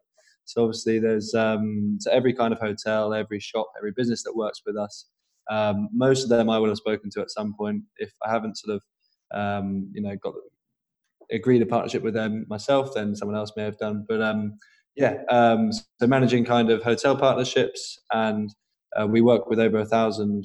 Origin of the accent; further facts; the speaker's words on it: Norwich, East of England, United Kingdom; I'm from Norwich originally